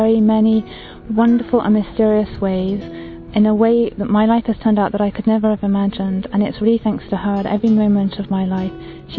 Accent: England, United Kingdom; I'm English.

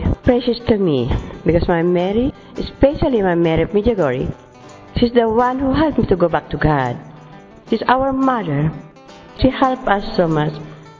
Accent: Philippines; I come from Philippines.

